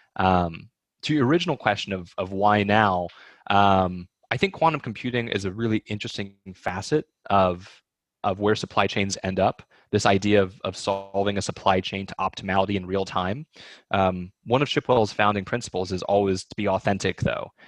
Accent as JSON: {"language": "English", "region": "East Texas", "country": "United States", "tie": "born or raised there", "also_born_or_lived": "Hong Kong", "moved": "yes", "said": "half Chinese and half Swedish and growing up in East Texas"}